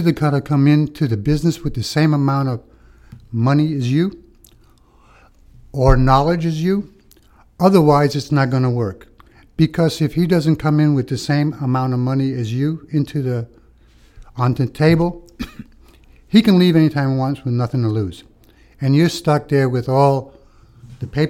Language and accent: English; New York City, New York, United States; also born or lived in Malta; I was just a wild kid in New York City, getting in trouble